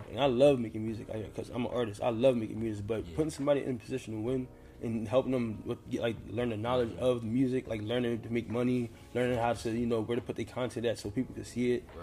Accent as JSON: {"language": "English", "town": "Philadelphia", "region": "Pennsylvania", "country": "United States", "said": "from Philadelphia, PA."}